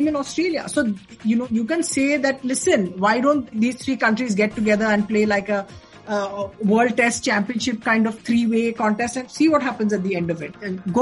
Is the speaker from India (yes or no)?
yes; India